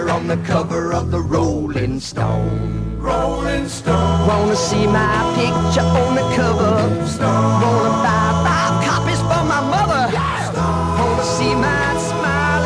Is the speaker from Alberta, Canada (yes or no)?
yes; southern Alberta, Canada; from Hannah, Alberta, which is like 90 miles from my hometown